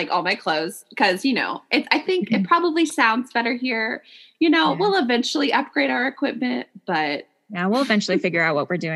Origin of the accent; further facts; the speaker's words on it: Norman, Oklahoma, United States; also born or lived in Germany / Great Falls, Montana / Spokane, Washington; So we moved from Germany to Great Falls, Montana, to Spokane, Washington. And then we lived there for three years. And then we moved to uh, Norman, Oklahoma. And then I stayed there.